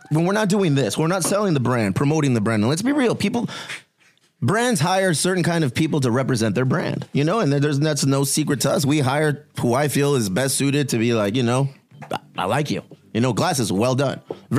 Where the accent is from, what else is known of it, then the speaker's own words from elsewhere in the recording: Chula Vista, California, United States; I'm from Chula Vista.